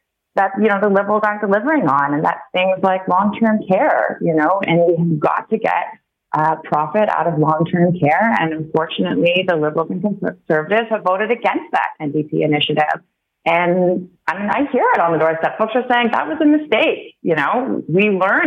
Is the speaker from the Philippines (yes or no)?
no; Toronto, Ontario, Canada; also born or lived in Vancouver, Canada / Oxford, United Kingdom; I grew up in Toronto